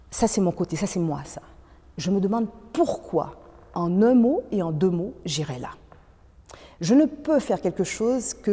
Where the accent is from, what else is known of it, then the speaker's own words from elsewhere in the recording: Quebec, Canada; moi, je suis québécoise